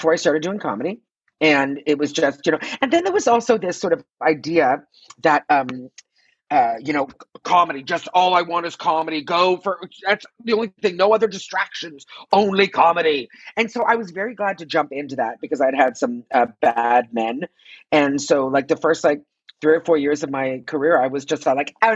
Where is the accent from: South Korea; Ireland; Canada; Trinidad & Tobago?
Canada; Toronto, Ontario; moved away as an adult; also born or lived in Quebec; now in Los Angeles, United States; As you said, I'm Canadian. I'm from Toronto.